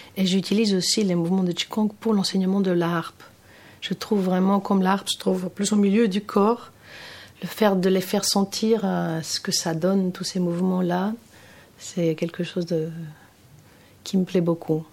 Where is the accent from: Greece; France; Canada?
Greece; Athens, Attica; French is a second language; moved away as an adult; also born or lived in London; j'ai grandi à Athènes, hein, je suis grecque